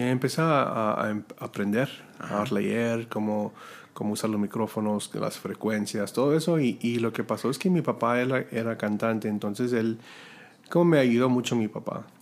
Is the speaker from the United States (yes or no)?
yes; Robstown, Texas, United States; Spanish is a second language; yo vengo de una ciudad que se llama Robstown, Texas